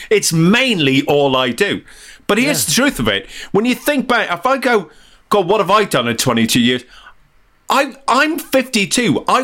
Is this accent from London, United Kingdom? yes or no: no; Northern Ireland, United Kingdom; accent: diluted Northern Irish; now in England; I'm Northern Irish, but as, you, as uh, any listener can tell, my accent's very diluted over the years living uh, uh in England. But um, but it really comes back when I'm angry.